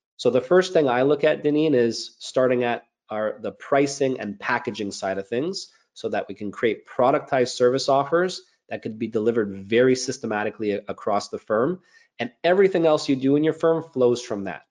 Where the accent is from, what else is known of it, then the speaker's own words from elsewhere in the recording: Montreal, Quebec, Canada; I'm a CPA, born and raised in Montreal, Canada